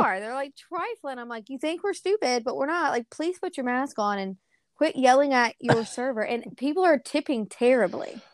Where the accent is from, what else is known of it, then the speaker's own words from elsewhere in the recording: Bethlehem, Georgia, United States; also born or lived in Charleston, South Carolina; now in Starkville, United States; I was actually born in Charleston, South Carolina, um, and then I was adopted, and my parents, or my, I say parents, it's my adopted mom and my adopted grandparents moved us to, um, Bethlehem, Georgia.